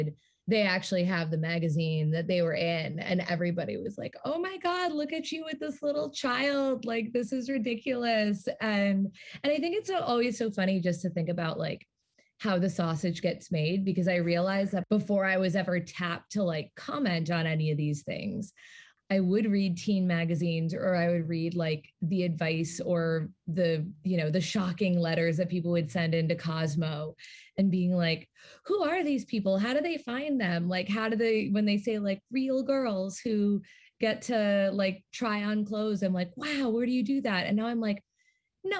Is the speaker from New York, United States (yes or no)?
yes; New York City, New York, United States; I grew up in Manhattan